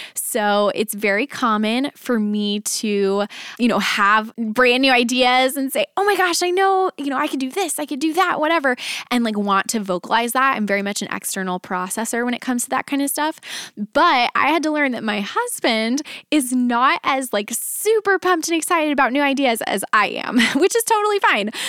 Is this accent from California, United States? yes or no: no; Dallas, Texas, United States; moved away as an adult; now in Nashville, United States; we were both born and raised in the Dallas area, and we uprooted our family and moved to Nashville.